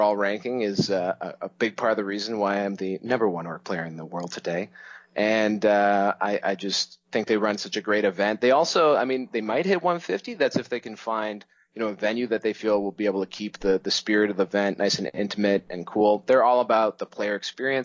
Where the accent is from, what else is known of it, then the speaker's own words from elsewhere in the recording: Toronto, Ontario, Canada; Here in my hometown of Toronto, which is Canada's largest city